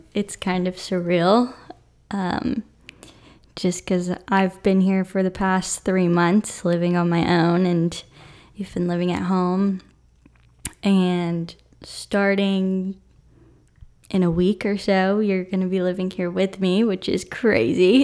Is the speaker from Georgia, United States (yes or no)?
yes; Atlanta, Georgia, United States; I'm from Atlanta